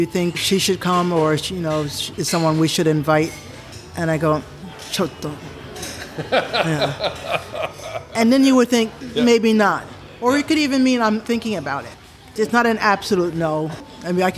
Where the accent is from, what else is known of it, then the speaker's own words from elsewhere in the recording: United States; moved away as an adult; now in Japan; I am American, my husband's American